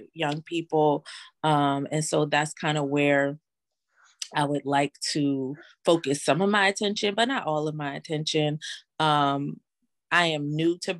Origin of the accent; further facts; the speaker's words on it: Philadelphia, Pennsylvania, United States; moved away as an adult; now in New Orleans, United States; I am originally from Philadelphia. I am currently living in New Orleans.